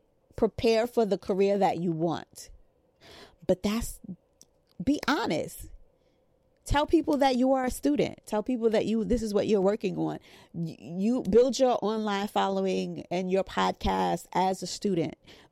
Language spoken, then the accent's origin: English; New York, United States; maybe I'm just from New York. Like, New Yorkers could kind of smell a scam.